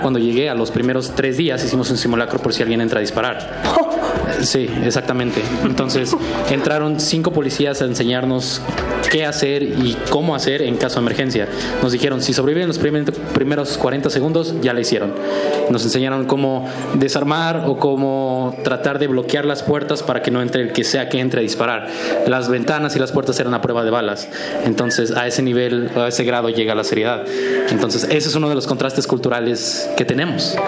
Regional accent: Mexico; aquí en México hacemos simulacros por si hay un sismo

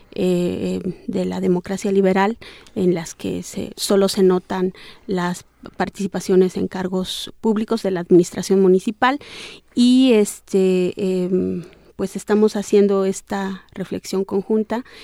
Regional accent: Sierra Norte, Oaxaca, Mexico; Yo soy de la Sierra Norte del estado de Oaxaca, eh, en Nega Zapoteca

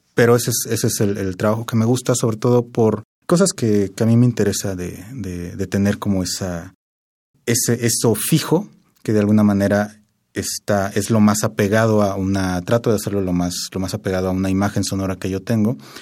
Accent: Querétaro, Mexico; yo soy de Querétaro y vivo allá actualmente

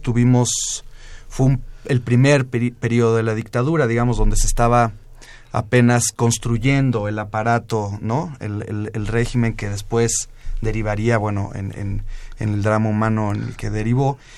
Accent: Mexico; also born or lived in La Plata, Argentina; yo llegué muy chico a México a los, en 1976

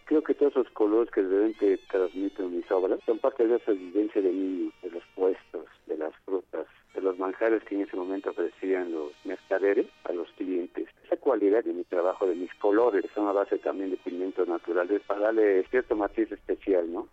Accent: Oaxaca, Mexico; como oaxaqueño, como mexicano

